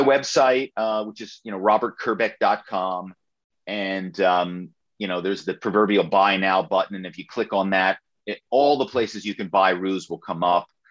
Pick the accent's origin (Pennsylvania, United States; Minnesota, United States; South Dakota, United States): Pennsylvania, United States; Philadelphia; my hometown is Philadelphia